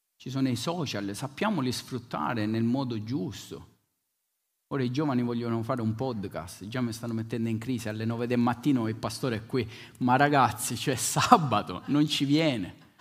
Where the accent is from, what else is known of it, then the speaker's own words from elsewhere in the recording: Bronte, Sicily, Italy; venivamo da Bronte, Bronte, il mio paese a Follonica